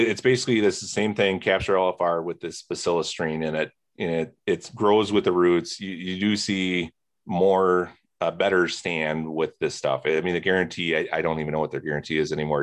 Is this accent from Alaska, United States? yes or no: no; Plymouth, Indiana, United States; moved away as an adult; now in Wisconsin, United States; I grew up near Plymouth, Indiana